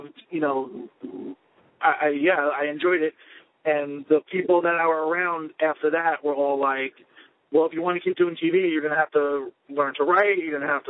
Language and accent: English; Long Island, New York, United States; We grew up on Long Island together in the same music scene.